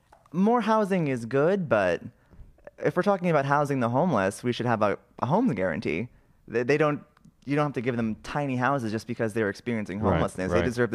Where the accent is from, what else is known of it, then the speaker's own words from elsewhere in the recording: Malden, Massachusetts, United States; I'm from Malden